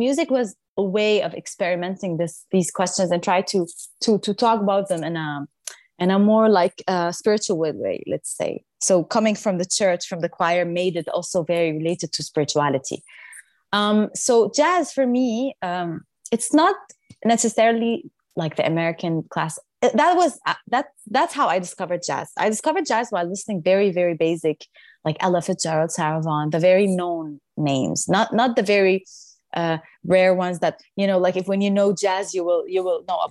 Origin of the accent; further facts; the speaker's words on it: Damascus, Damascus Governorate, Syria; moved away as an adult; now in Paris, France; when I started growing up in Syria, I was in the choir